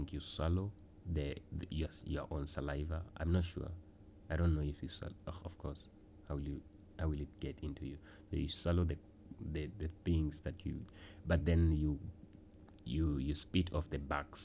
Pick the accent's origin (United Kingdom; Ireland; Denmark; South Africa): South Africa; as a South African in South Africa